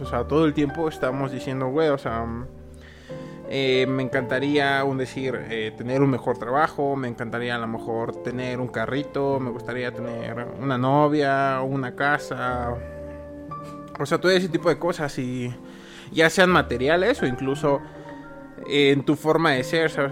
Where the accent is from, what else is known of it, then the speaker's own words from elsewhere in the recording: Mexico; como buen mexicano